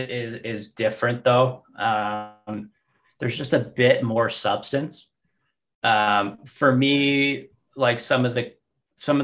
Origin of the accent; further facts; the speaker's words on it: Alberta, Canada; now in Toronto, Canada; I'm originally from Alberta and now I'm a transplant in Toronto